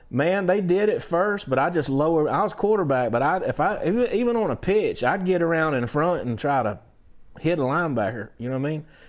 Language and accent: English; Valdosta, Georgia, United States; I'm from Valdosta